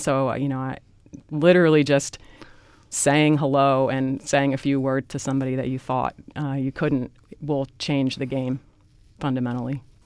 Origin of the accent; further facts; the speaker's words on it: Newark, New Jersey, United States; I grew up in Newark, New Jersey